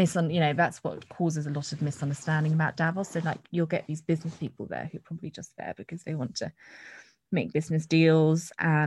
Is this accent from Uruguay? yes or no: no; Netherlands; now in United Kingdom; because I grew up in Holland, and, you know, don't have my childhood friends or uni friends to fall back on.